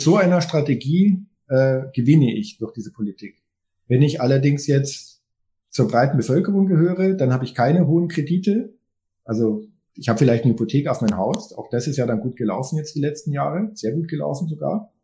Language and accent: German; Germany; wir als Deutsche.